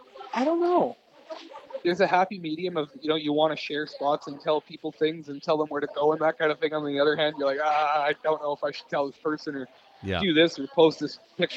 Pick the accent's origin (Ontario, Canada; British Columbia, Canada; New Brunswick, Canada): British Columbia, Canada; Abbotsford; also born or lived in Kelowna; So I grew up in Abbotsford. Mm-hmm. I've lived in Abbotsford pretty much my whole life. I lived in Kelowna for 2 years. And I've kind of pretty much traveled around all the province